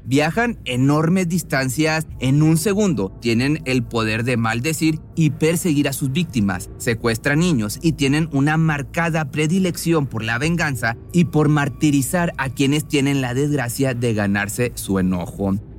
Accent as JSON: {"language": "Spanish", "town": "Monterrey", "region": "Nuevo León", "country": "Mexico", "said": "la ciudad de Monterrey, en México, de donde yo soy"}